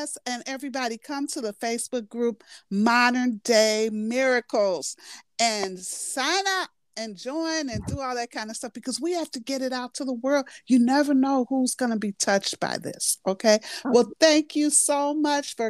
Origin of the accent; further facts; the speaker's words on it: Chicago, Illinois, United States; born and raised in Chicago